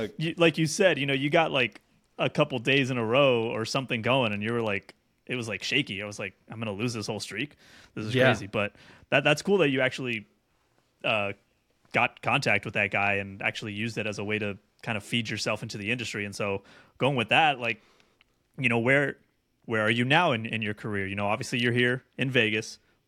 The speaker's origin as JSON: {"language": "English", "country": "Mexico", "tie": "born or raised there", "said": "So I grew up in Mexico for a little while."}